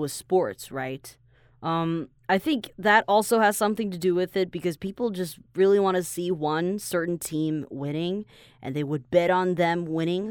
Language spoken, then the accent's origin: English; Taiwan